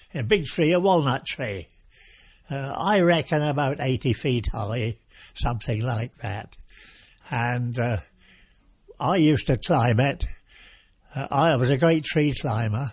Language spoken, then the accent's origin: English; Watton, East of England, United Kingdom; also born or lived in Norwich / Thetford; mother took me to a place called Watton, which is a market town, and she took me back there to my, uh, home